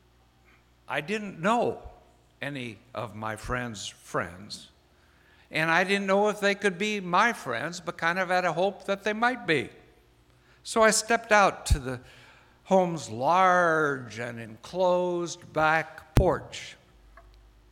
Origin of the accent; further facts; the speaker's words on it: Iowa, United States; moved away; also born or lived in Virginia / Maryland; I'm from Iowa